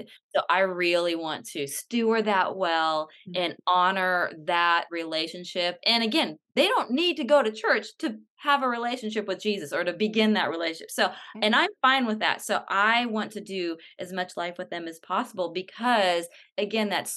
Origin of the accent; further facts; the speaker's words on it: California, United States; moved away as an adult; now in Atlanta, United States; I live in Atlanta, but I was born and raised in California